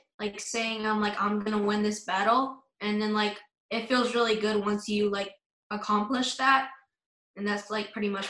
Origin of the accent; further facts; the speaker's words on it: San Antonio, Texas, United States; also born or lived in Arizona; I'm from San Antonio, Texas.